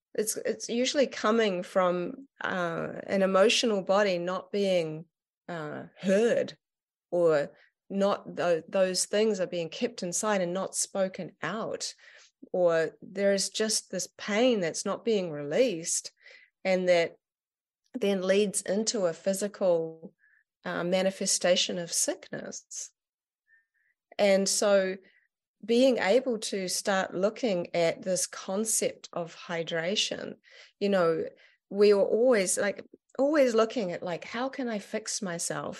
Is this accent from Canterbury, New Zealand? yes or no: no; Auckland, New Zealand; I ended up going back up to, to my hometown and up in Auckland.